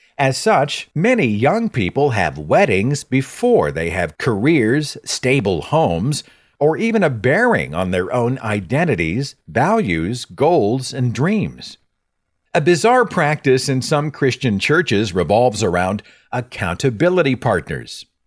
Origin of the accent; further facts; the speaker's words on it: Tulsa, Oklahoma, United States; my hometown of Tulsa, Oklahoma